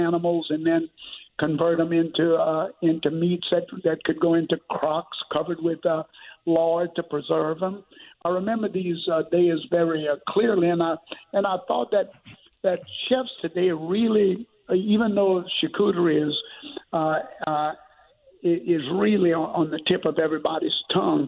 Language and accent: English; St. James Parish, Louisiana, United States; I grew up in St. James Parish in very rural Louisiana.